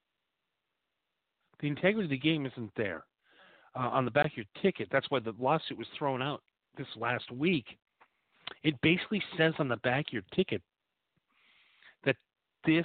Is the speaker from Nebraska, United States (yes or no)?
no; Appleton, Wisconsin, United States; now in Torrance, United States; I grew up in Appleton, Wisconsin